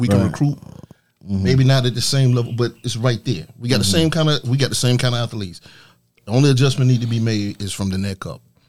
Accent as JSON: {"language": "English", "region": "Georgia", "country": "United States", "said": "Thing you need to understand about Georgia, our loyalty is to the red clay."}